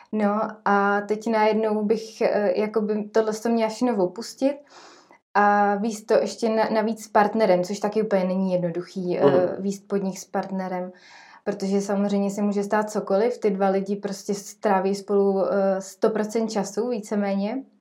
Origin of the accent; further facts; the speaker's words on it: Trutnov, Hradec Králové Region, Czechia; now in Jičín, Czechia; já jsem z Krekonoš, z Trutnova